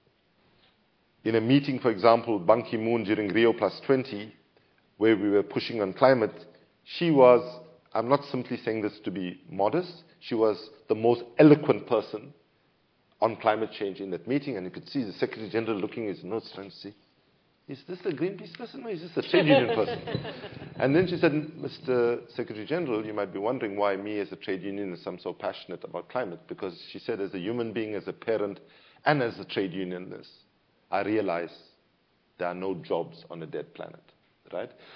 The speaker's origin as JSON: {"language": "English", "country": "South Africa", "said": "as a South African"}